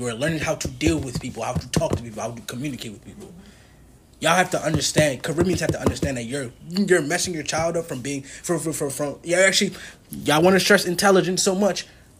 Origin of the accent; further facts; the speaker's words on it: Trinidad & Tobago; Because I like being Trinidadian. Mm-hmm. I love our culture.